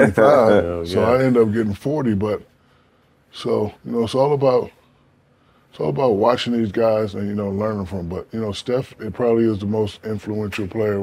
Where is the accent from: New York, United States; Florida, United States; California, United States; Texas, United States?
Texas, United States; San Antonio; That was my dream growing up in San Antonio.